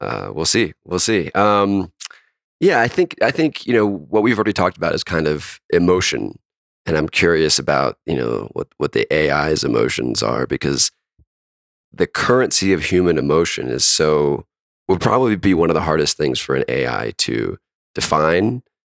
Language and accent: English; North Carolina, United States; my home state of North Carolina.